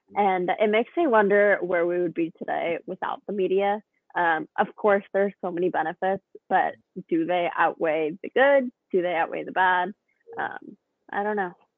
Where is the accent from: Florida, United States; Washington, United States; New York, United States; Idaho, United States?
Washington, United States; Woodinville; I am from Woodville, Washington